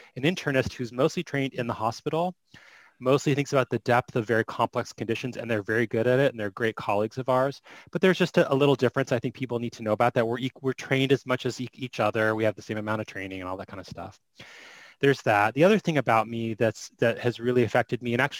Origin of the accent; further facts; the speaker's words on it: Phoenix, Arizona, United States; I am from Phoenix, Arizona.